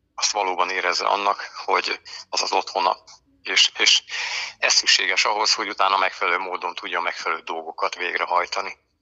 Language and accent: Hungarian; Békéscsaba, Békés, Hungary; also born or lived in Eger / Balatonalmádi area / Lake Balaton; now in Lake Balaton, Hungary; a gyökereim Békés megyéhez kötnek, imádom máig, Békés Csabán születtem, a körösök vidékét, a folyókat, a gátakat, aztán az élet ugye az embert hozza viszi, így kerültünk föl aztán annak idején a Eger városába